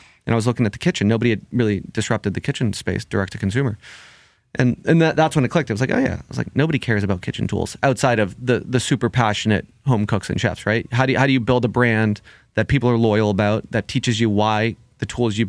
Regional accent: Boston, Massachusetts, United States; I grew up in the North End.

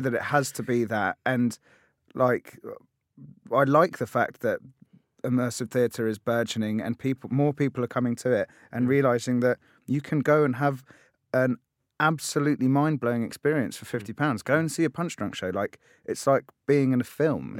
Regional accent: London, United Kingdom; I I grew up in in Tottenham in North London

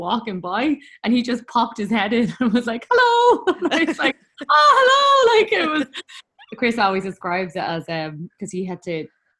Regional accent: Dublin, Leinster, Ireland; I am from Talla in Dublin

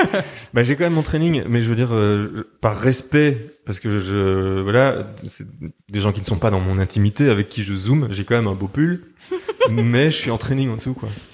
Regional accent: Liège, Wallonia, Belgium; moved away as an adult; now in Brussels, Belgium; je suis liégeois d'origine, mais je suis venu en 2000

